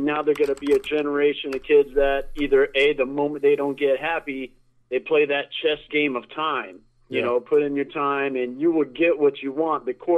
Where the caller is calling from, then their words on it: Sarasota, Florida, United States; Hey, Mike. It's … from Sarasota.